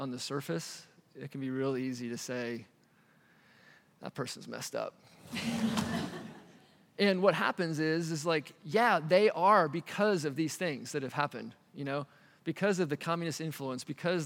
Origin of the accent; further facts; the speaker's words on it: United States; moved away as an adult; also born or lived in Asia / Cambodia; now in Albania; as an American